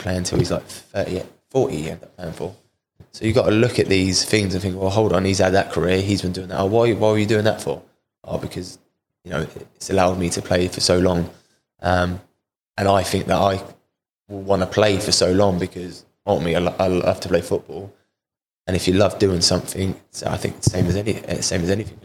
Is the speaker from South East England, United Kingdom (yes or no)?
yes; Portsmouth, South East England, United Kingdom; moved away; also born or lived in Cardiff; I've signed here at Portsmouth back to my hometown club